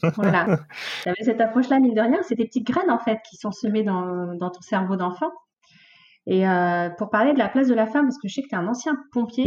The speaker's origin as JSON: {"language": "French", "town": "Mantes-la-Jolie", "region": "Île-de-France", "country": "France", "moved": "yes", "said": "je viens de Mantes-la-Jolie, la fameuse ville"}